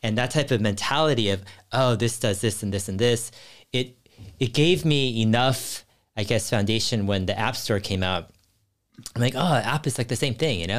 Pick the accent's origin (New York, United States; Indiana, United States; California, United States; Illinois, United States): California, United States; Cupertino; I grew up in Silicon Valley and near Cupertino.